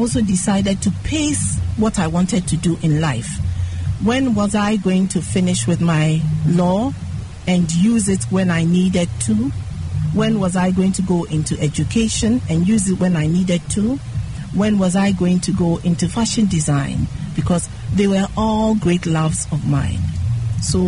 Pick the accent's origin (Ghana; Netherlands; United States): Ghana; Accra, Greater Accra; also born or lived in London; we grew up in Bermaka